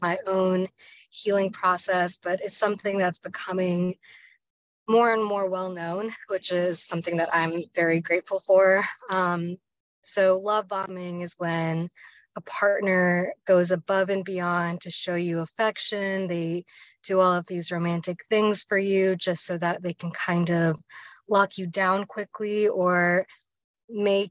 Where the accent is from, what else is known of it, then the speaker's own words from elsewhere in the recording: Richmond, Virginia, United States; I was born and raised in Richmond, Virginia.